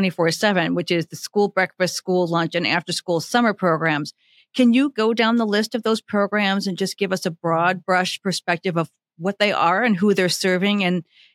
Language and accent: English; Minnesota, United States; my home state of Minnesota.